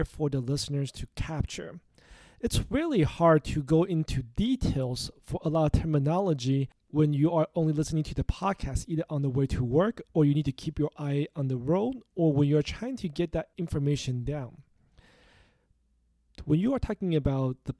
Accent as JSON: {"language": "English", "town": "Los Angeles", "region": "California", "country": "United States", "tie": "born or raised there", "said": "my hometown, Los Angeles, California"}